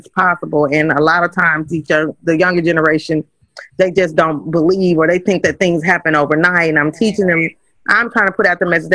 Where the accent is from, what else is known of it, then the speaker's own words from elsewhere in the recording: Kansas City, United States; moved away; I'm originally from Kansas City